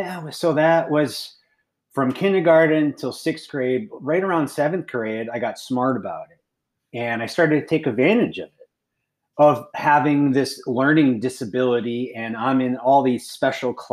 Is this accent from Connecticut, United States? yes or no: yes; Connecticut, United States; I am originally from Connecticut, so the east side of the country. I grew up two sisters